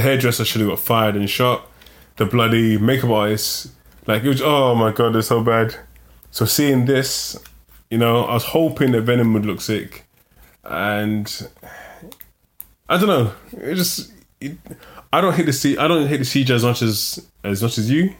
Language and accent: English; London, United Kingdom; growing up in London